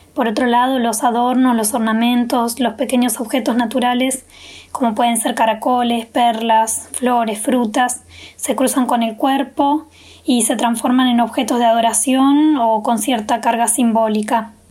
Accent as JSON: {"language": "Spanish", "region": "Río Negro", "country": "Argentina", "said": "soy artista visual de Río Negro"}